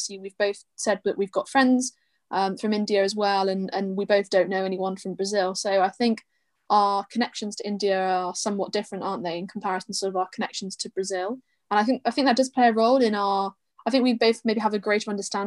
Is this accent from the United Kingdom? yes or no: yes; United Kingdom; I'm British